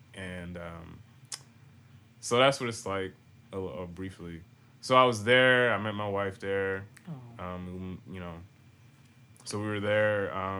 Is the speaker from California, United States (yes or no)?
no; Boston, Massachusetts, United States; moved away; also born or lived in Virginia; So like, originally, like, I'm from Boston, and I was there like in my youth, you know what I'm saying? But then my mom, she like moved down to like Virginia and all that stuff